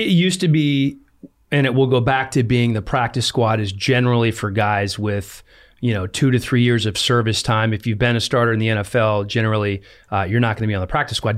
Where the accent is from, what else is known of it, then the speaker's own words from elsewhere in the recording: United States; moved away; I grew up in Washington